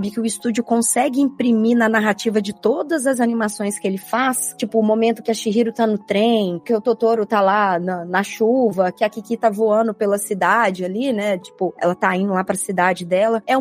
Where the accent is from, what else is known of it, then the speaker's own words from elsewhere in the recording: Minas Gerais, Brazil; eu sou mineira.